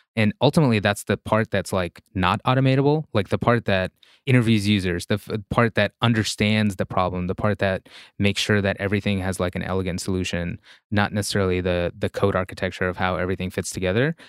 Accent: Russia; English is a second language; moved away; there's a certain mental model I grew up with in Russia

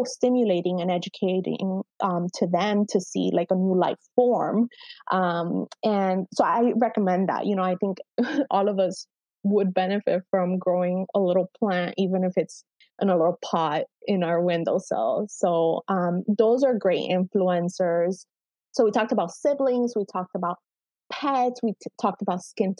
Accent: Cuba; moved away; as an immigrant parent, you know, I was born in Cuba

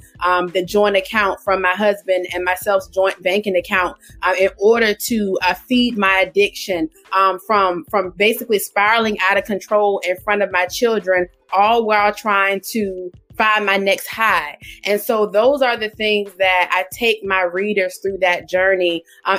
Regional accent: Portsmouth, Virginia, United States; now in Suffolk, United States; I am from Portsmouth, Virginia. Born and raised in Portsmouth, Virginia. I now reside in Suffolk, Virginia.

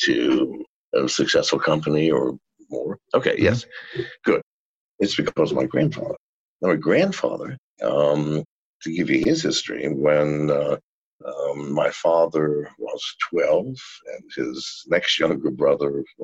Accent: Appalachia, United States; also born or lived in England; came over to America when I was two to the poorest region of America called the Appalachians

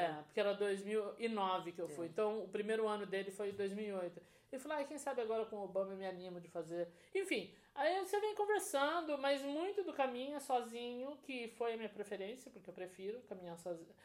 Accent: Brazil; Como boa brasileira

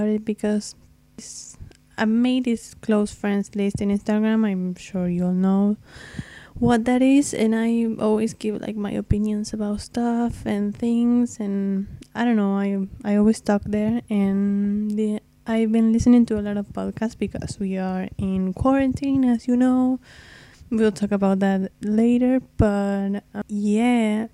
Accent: Argentina; first language Spanish; English is a second language; I'm from Argentina, so if my English is a bit rough, it's because my very first language is Spanish

